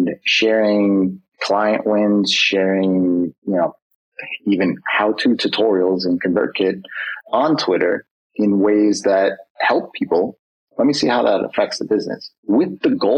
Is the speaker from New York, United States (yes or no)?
yes; New York, United States; I'm a New Yorker